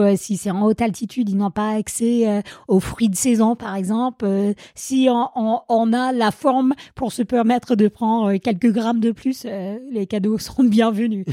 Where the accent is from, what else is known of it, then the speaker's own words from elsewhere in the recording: Vermont, United States; French is a second language; moved away as an adult; also born or lived in Grenoble, France; now in Servoz, France; je viens des États-Unis, l'État du Vermont plus précisément